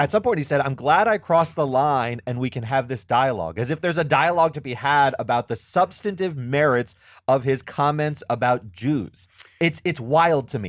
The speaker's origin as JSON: {"language": "English", "region": "Florida", "country": "United States", "tie": "born or raised there", "said": "I'm from Florida, and it's a, it's a state with the death penalty."}